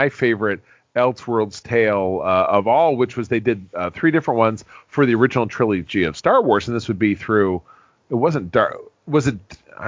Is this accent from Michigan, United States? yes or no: yes; Grosse Pointe, Michigan, United States; my hometown of Grosse Pointe, Michigan